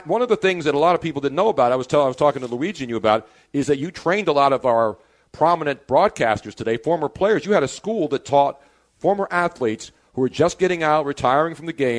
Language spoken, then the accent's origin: English; Philadelphia, Pennsylvania, United States; moved away; I moved back home to Philly